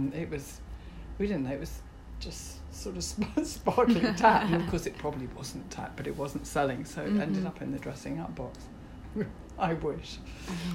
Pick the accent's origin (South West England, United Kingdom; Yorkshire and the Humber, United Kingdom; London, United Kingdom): Yorkshire and the Humber, United Kingdom; Yorkshire. Yorkshire? Yeah, in the north of England.